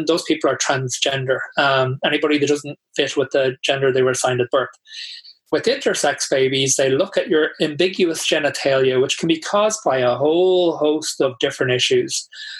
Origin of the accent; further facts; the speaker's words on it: Tallaght, County Dublin, Ireland; I grew up in Talla, which was, I mean, I don't live there now, so I can't really say, but it was not the most accepting place